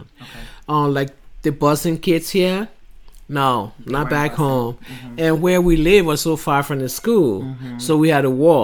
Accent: Monrovia, Montserrado, Liberia; moved away; I was born in Africa, Monrovia, Liberia

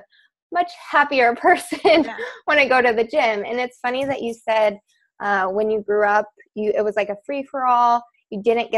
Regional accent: Midwest, United States; I grew up in the Midwest

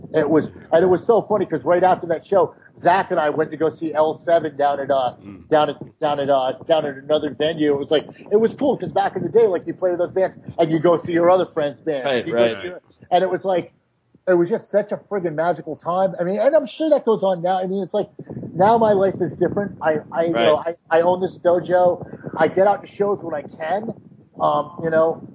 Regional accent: New York City, New York, United States; being like a New Yorker

